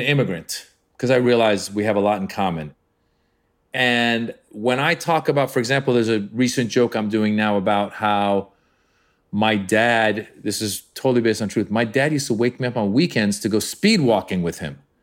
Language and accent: English; Marin, Northern California, United States; English is a second language; also born or lived in Iran; I'm this kid from Iran, growing up in Northern California during the hostage crisis